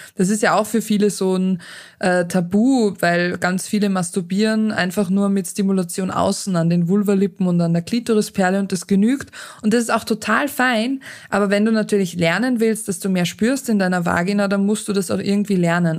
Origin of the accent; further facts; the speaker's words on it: Austria; bei uns in Österreich ist es so, dass man hin und wieder noch so einen Debütantenball hat